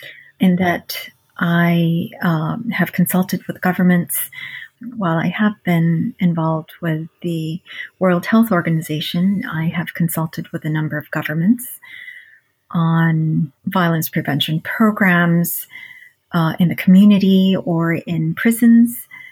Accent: New York City, New York, United States; So I was actually in the inner city during a violent era of New York City.

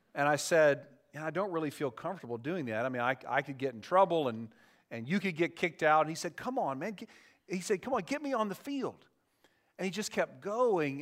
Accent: Dayton, Ohio, United States; I grew up in Dayton, Ohio, which is only sixty miles

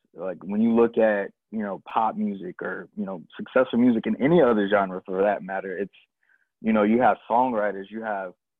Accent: Columbia, South Carolina, United States; I'm from Columbia, South Carolina.

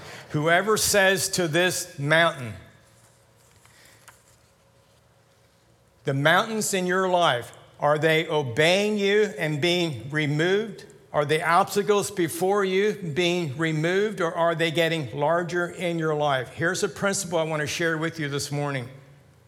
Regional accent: Lancaster County, Pennsylvania, United States; I grew up in Lancaster County

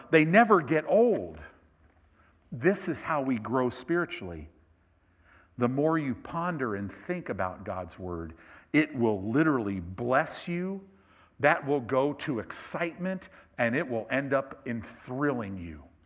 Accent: Chicago, Illinois, United States; I was born in Cook County Hospital in Chicago

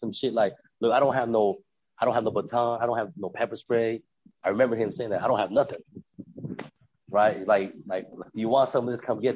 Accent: Philippines; moved away; It's the Philippines

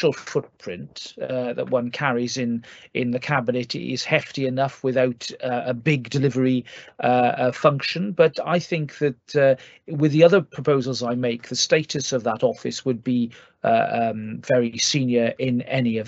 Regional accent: Wales, United Kingdom; as a Welshman

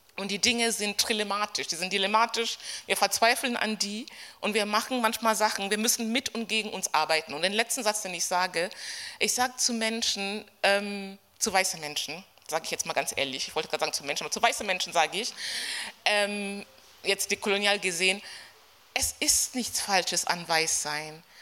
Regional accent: Berlin, Germany; ich komme aus Berlin, wir sind ein bisschen rambulischer

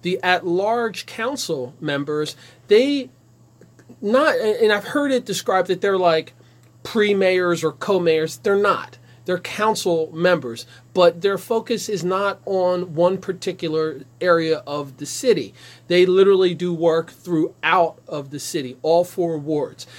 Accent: Ewing, New Jersey, United States; now in Trenton, United States; I grew up in Ewing in the 60s, 70s, and 80s

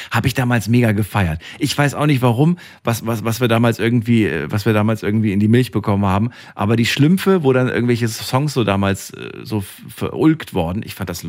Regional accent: East Germany, Germany; born there; weil ich bin ja im Osten geboren.

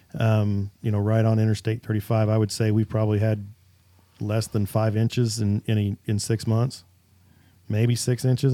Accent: Kansas, United States; Kansas guy

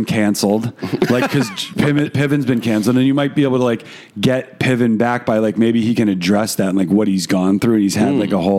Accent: New York, United States; So many of you know, I grew up in New York and now I don't.

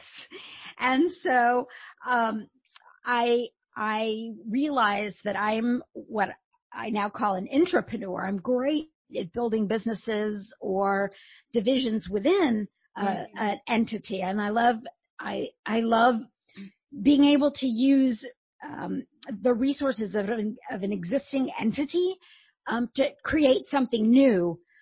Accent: Indiana, United States; I grew up in a small town in Indiana

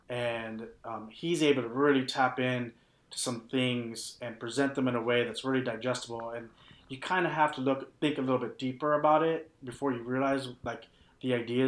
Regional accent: Texas, United States; we grew up in Texas, but not really that super rural Texas.

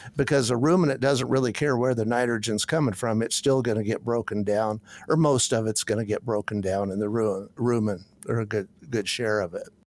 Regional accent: Washington, United States; moved away as an adult; also born or lived in Kansas / Kentucky; I could get back in, the, in my home country

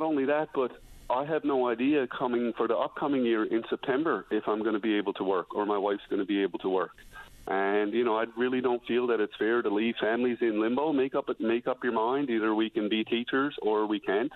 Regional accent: Newfoundland and Labrador, Canada; moved away as an adult; also born or lived in British Columbia; my wife and I moved back to Newfoundland

